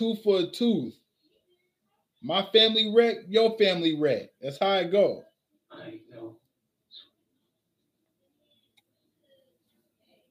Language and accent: English; New York, United States; I'm from New York